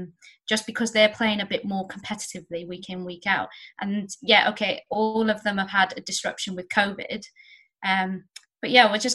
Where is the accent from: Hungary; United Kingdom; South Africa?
United Kingdom; we're British